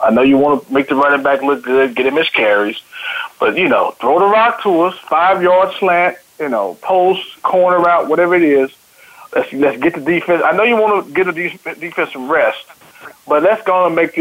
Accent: Tyler, Texas, United States; I'm from Tyler, Texas. My hometown is Tyler, Texas. High school is John Tyler High School

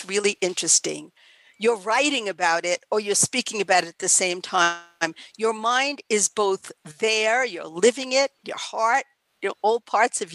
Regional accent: New York City, New York, United States; I grew up in Queens in New York

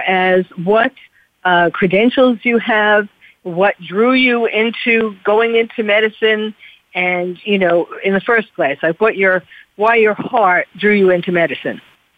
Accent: New York, United States; I'm from New York

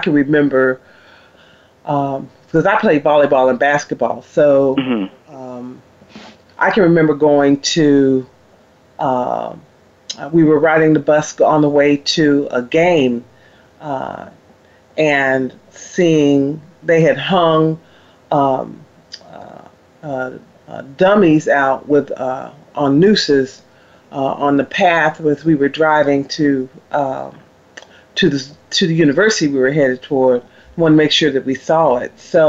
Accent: the North, United States; moved away; I grew up in the North, and when I went to school in the South as well

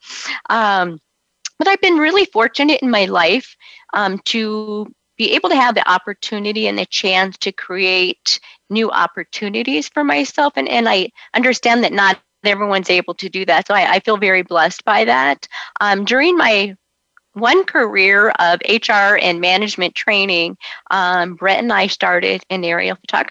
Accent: Orange County, California, United States; moved away as an adult; also born or lived in Arizona; I'm actually a California girl, and I grew up in Orange County.

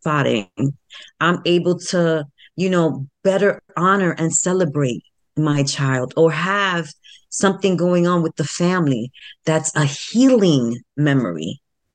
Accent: New York City, New York, United States; the South Bronx, where I was born and bred in the South Bronx

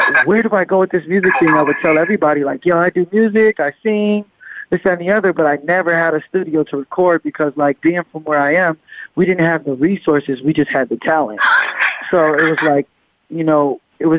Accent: Long Beach, California, United States; I come from Long Beach

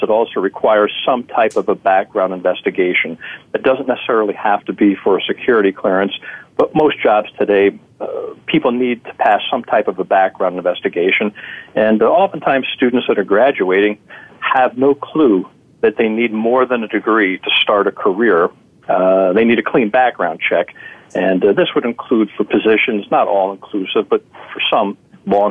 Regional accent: Hancock, New York, United States; the town I grew up in the Catskill Mountains called Hancock, New York.

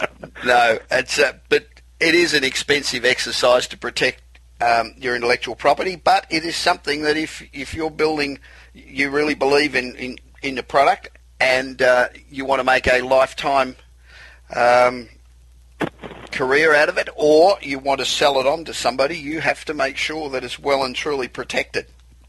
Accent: Los Angeles, California, United States; Coming to you this week, as we do each and every week from my hometown of Los Angeles, the City of Angels.

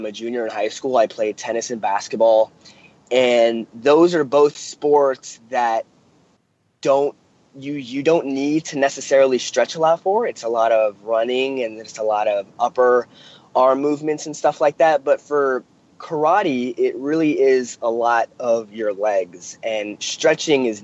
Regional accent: Los Angeles, California, United States; I'm from Los Angeles, California

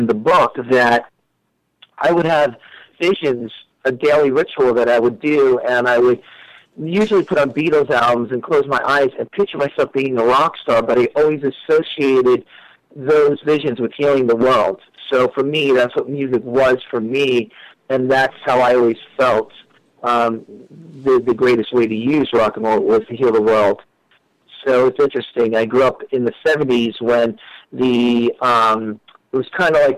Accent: New York, United States; moved away as an adult; now in Los Angeles, United States; I'm originally from New York. I've been in L.A. for about 4 years

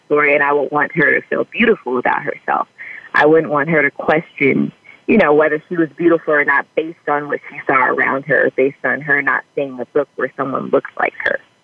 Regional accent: Bellflower, California, United States; also born or lived in West Covina, California; now in Los Angeles, United States; I grew up in Bellflower, California, um, as well as West Covina, California

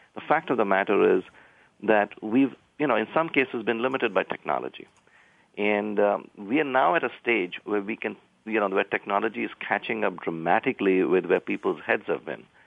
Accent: India; moved away; I grew up in India

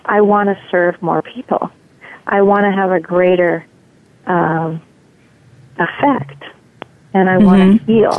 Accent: Maine, United States; moved away; also born or lived in New York / Wisconsin; I'm from Maine originally

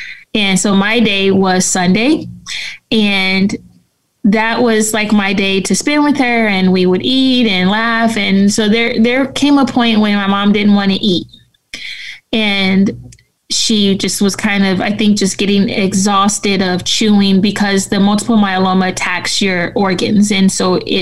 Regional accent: San Francisco, California, United States; I grew up in San Francisco

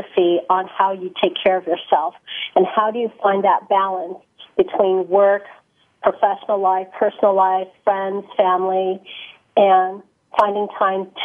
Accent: San Francisco Bay Area, California, United States; I grew up in the Bay Area, in the San Francisco Bay Area.

